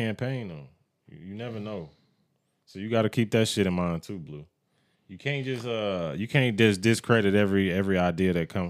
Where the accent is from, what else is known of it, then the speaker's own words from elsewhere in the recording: Midland, Texas, United States; born there; also born or lived in Dallas / Washington State / Korea / Italy; I was born in Midland, Texas. And then after Midland, we moved to Dallas. Then after Dallas, moved to Washington State. After Washington State, moved to Korea. Then Italy. Then was in Germany for a little bit.